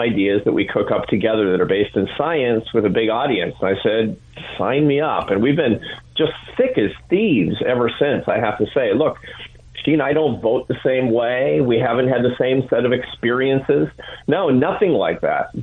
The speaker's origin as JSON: {"language": "English", "town": "Seattle", "region": "Washington", "country": "United States", "tie": "born or raised there", "said": "I grew up in Seattle, Washington"}